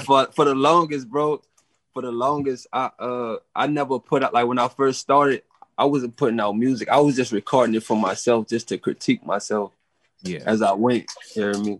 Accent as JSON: {"language": "English", "town": "New Orleans", "region": "Louisiana", "country": "United States", "said": "I'm from New Orleans"}